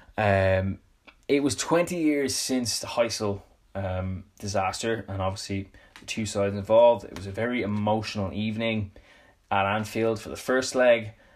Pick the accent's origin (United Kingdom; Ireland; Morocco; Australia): Ireland; Dublin, Leinster; I'm from Dublin, um, in Ireland.